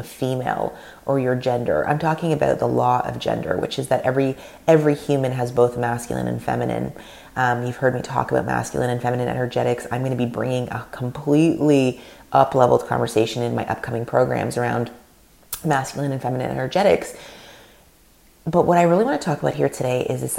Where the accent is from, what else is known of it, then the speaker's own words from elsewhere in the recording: Canada; first language Russian; English is a second language; My parents are Russian. They came from Russia in the late 70s. I was born in Canada, first generation. My mother tongue is Russian.